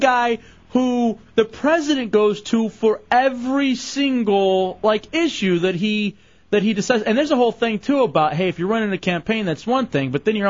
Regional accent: Dallas, Texas, United States; moved away; the Dallas Morning News, my hometown paper

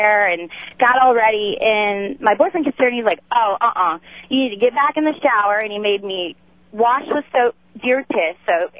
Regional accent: Upper Peninsula of Michigan, United States; now in Winter Haven, United States; I grew up in the Upper Peninsula of Michigan.

